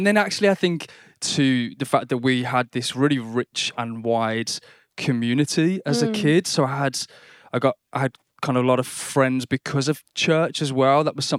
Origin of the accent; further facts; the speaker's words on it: Birmingham, West Midlands, United Kingdom; They were of the church I grew up in Silly Oak in Birmingham.